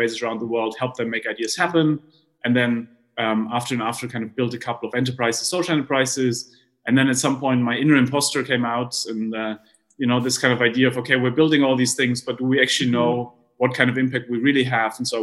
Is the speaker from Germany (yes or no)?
yes; Heidelberg, Baden-Württemberg, Germany; I grew up in Heidelberg in Germany